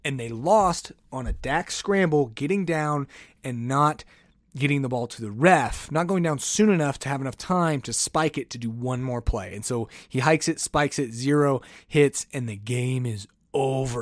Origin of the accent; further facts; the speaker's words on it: United States; I'm an American